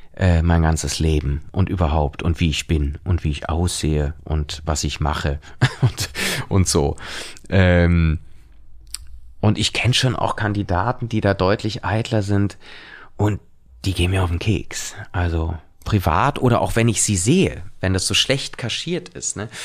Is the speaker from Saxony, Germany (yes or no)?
no; Cologne, North Rhine-Westphalia, Germany; als Kölner